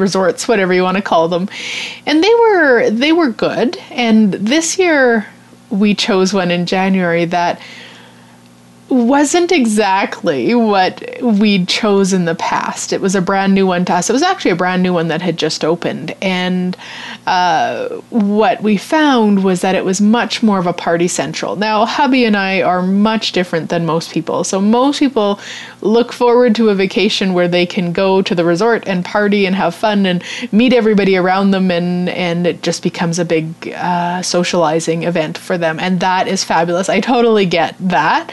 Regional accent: Canada; We're Canadian, or actually my husband's from England, but we live in Canada

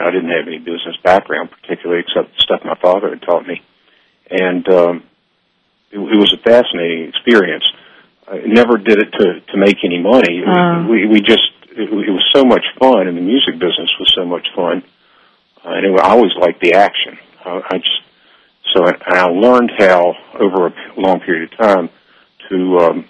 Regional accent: Durham, North Carolina, United States; now in Santa Barbara, United States; I'm from North Carolina originally, Durham, North Carolina, where Duke University is, and that's where I went to school. I grew up there and went to school there

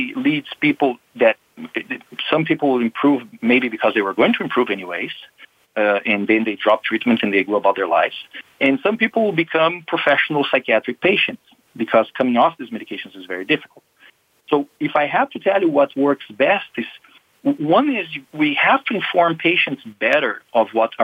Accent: Brazil; moved away as an adult; now in United States; I'm from Brazil

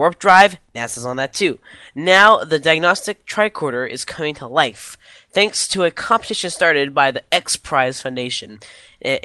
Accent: Canada; I'm Canadian

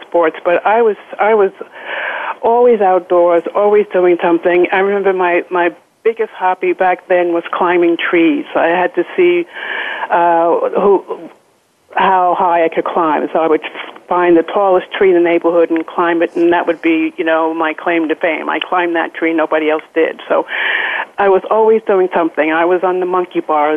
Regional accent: New Rochelle, New York, United States; I was born and raised in New Rochelle, New York.

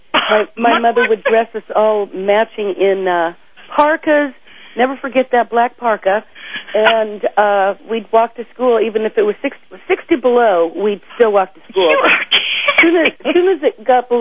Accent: Fairbanks, Alaska, United States; now in Atlanta, United States; growing up in Fairbanks.

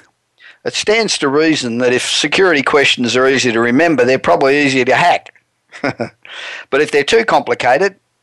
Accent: Australia; accent: Australian; moved away as an adult; now in Los Angeles, United States; I probably sound like I'm an Australian, Well, I am

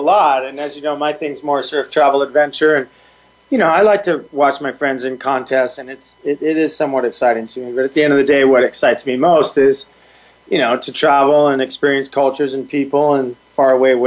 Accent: San Clemente, California, United States; we do love our hometown

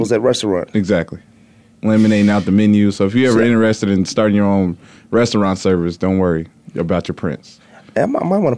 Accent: Indiana, United States; now in Arizona, United States; since being down in Arizona and growing up in Indiana

